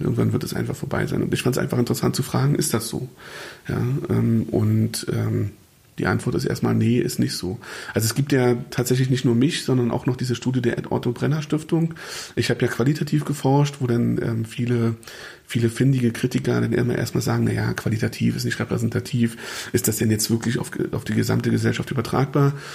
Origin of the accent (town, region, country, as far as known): Berlin, Germany; born or raised there; now in Brandenburg, Germany